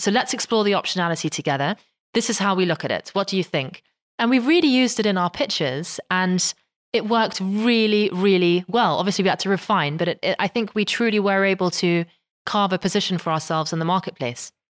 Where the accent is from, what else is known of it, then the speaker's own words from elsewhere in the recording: London, United Kingdom; moved away as an adult; now in Netherlands; I was very much um, sort of born and raised in London